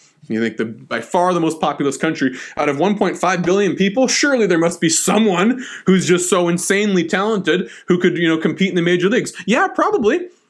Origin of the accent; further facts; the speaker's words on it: Seattle, Washington, United States; moved away; I grew up mostly in Seattle.